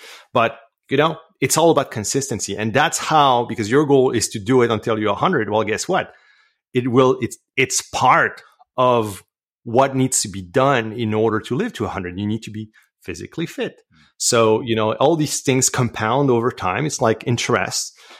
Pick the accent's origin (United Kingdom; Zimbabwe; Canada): Canada; accent: French Canadian; English is a second language; And obviously, my accent is probably betraying me, but yeah, I'm French Canadian.